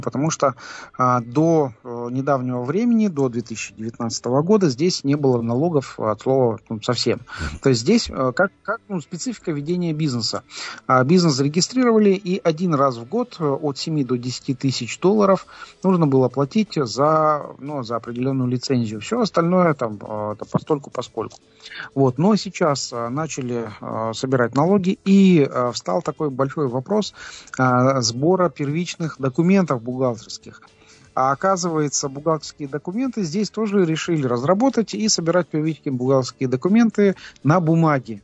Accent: Kazakhstan; мы из Казахстана

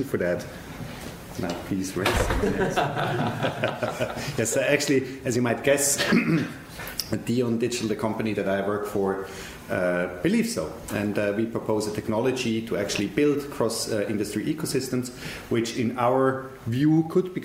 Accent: Switzerland; I'm from Switzerland

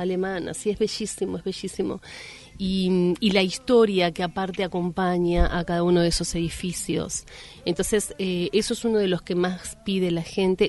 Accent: Argentina; como argentinos

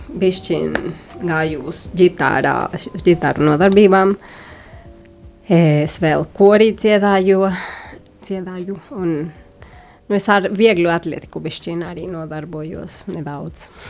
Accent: Mexico; first language Spanish; Latvian is a second language; es pat esmu no Meksikas, un Meksikā, nu, nu, tas, tas nav no Meksikas šī ideja, bet uh, Meksikā arī, nu, pat cik mēs Meksikā runājam spāņu valodu

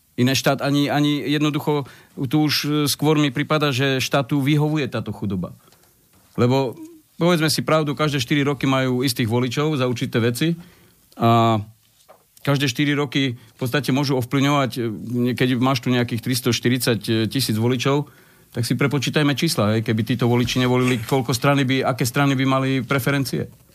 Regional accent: eastern Slovakia, Slovakia; ja som z východu

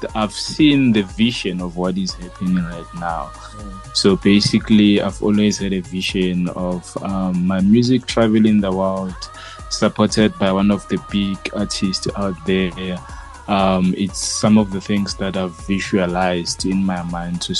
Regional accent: Lephalale, Limpopo, South Africa; also born or lived in Soweto, Johannesburg; now in Johannesburg, South Africa; I'm based in Soweto, Johannesburg. Yeah. But originally, I'm from Limpopo in Lephalale.

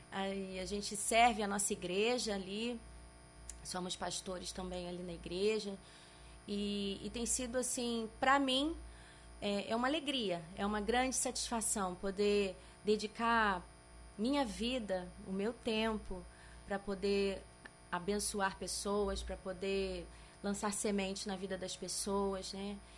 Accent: Rio de Janeiro, Brazil; voltando para o Rio de Janeiro, minha terra

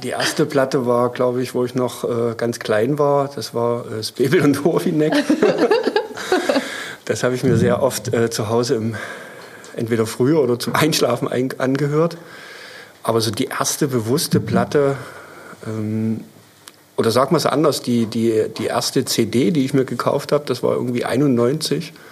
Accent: Dresden, Saxony, Germany; bin gebürtiger Dresdner, wohne in der Neustadt

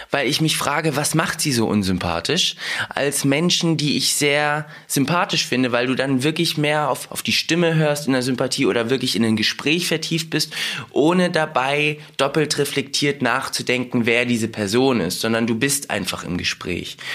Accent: Russia; born there; ich komme aus Russland, ich bin in Russland geboren und wenn mich jemand auf Russisch zuquatscht damit mir auf Russisch spricht, verstehe ich alles.

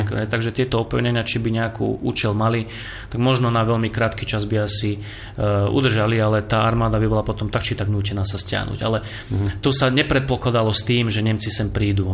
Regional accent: Slovakia; my Slováci

